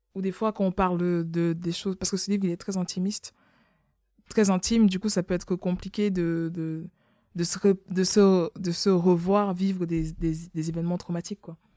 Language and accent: French; Cameroon; moved away; je suis née au Cameroun